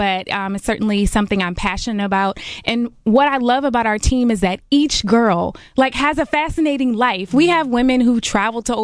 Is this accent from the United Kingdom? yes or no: no; Clinton, Maryland, United States; I'm actually from Clinton, Maryland